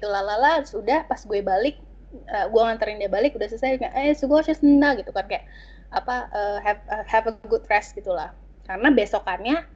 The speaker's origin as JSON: {"language": "Indonesian", "country": "Indonesia", "accent": "Indonesian", "said": "jadi gue apa ya bawaan logat Indonesia gue atau logat bahasa Inggris gue tuh meng, seakan menghilang kalau gue ngomong bahasa Korea"}